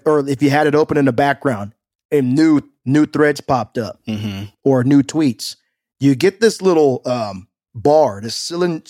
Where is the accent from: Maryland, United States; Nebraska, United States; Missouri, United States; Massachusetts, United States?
Nebraska, United States; Omaha; I'm going to give a shout out to all my people that I grew up with in the Omaha area, because they are going to know what I'm talking about.